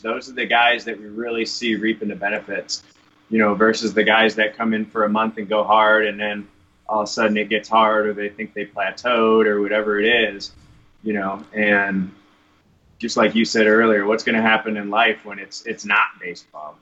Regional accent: Michigan, United States; now in Arizona, United States; growing up in Michigan

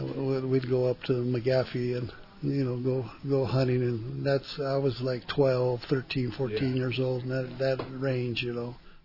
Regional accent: Gallup, New Mexico, United States; I was, you know, born and raised in Gallup

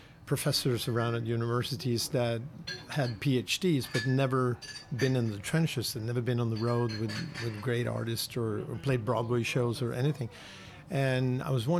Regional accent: Norway; moved away as an adult; also born or lived in New York; I'm from the Waldorf school system in Norway, and after that, I went to the Royal Academy of Music

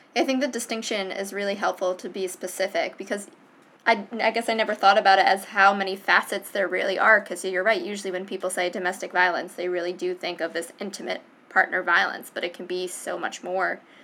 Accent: Providence, Rhode Island, United States; I am from Providence

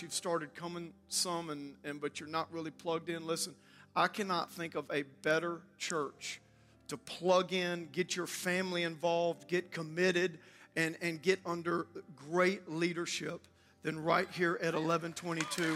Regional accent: South Louisiana, United States; also born or lived in New Orleans; I actually was, uh, born in New Orleans. I grew up in South Louisiana in Cajun land

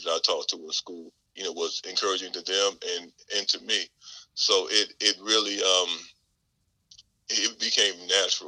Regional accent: Vass, North Carolina, United States; moved away as an adult; also born or lived in Fort Lewis, Washington; now in Fort Eustis, Virginia, United States; growing up in Vast

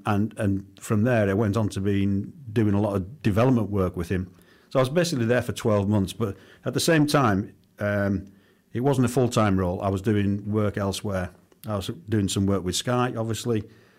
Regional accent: Whitehaven, North West England, United Kingdom; Yeah, I mean, cricket and rugby was all I was about as a kid. You know, not a great deal more to do in Whitehaven, but we had a good cricket club

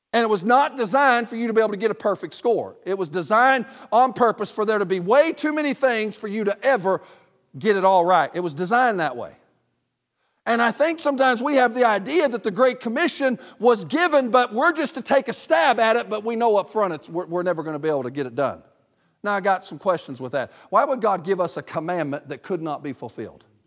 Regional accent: the South, Southern United States, United States; I'm a Southerner

